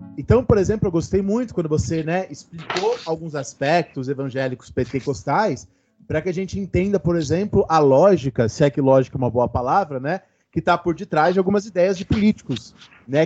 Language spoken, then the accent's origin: Portuguese; São Paulo, Brazil; no meu caso eu cresci indo na missa do, do, do Padre Marcelo, né? Eu sou de Santo Amaro, eu morava perto de onde o padre Marcelo fazia as missas